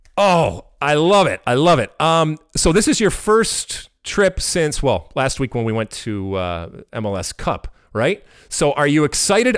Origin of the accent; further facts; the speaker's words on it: United States; we're American